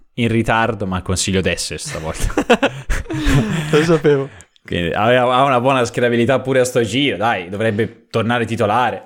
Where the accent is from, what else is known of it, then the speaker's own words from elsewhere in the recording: Prato, Tuscany, Italy; vengo da Prato, che comunque è una bellissima città